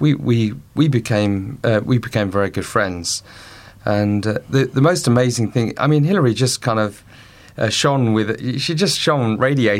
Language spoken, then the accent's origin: English; Colchester, East of England, United Kingdom; my hometown of Colchester